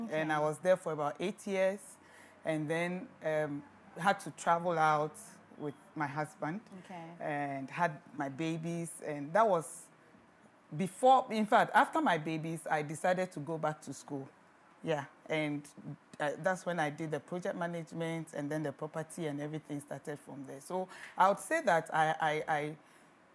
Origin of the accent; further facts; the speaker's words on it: Accra, Greater Accra, Ghana; I grew up mainly in Accra, Kotobabi to be precise